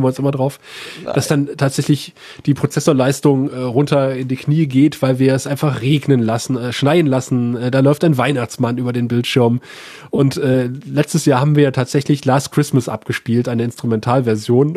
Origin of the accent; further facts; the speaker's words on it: 35 km south of Aachen, at the Belgian border, North Rhine-Westphalia, Germany; accent: Rheinländer; moved away as an adult; also born or lived in Saxony / Cottbus; ich bin zwar in Aachen geboren, Aachen liegt ja im Rheinland, äh, also im Marienhospital, aber ich bin äh, 35 Kilometer südlich